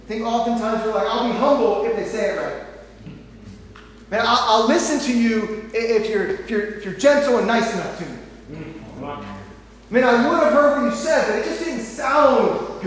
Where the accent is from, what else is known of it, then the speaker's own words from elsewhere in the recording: St. Louis, Missouri, United States; I grew up in St. Louis